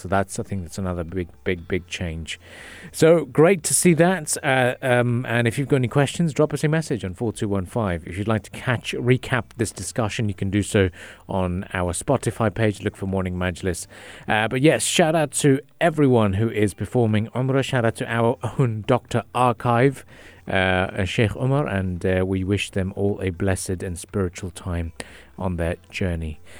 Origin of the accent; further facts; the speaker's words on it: Jeddah, Makkah Province, Saudi Arabia; now in United Arab Emirates; I was born in Saudi Arabia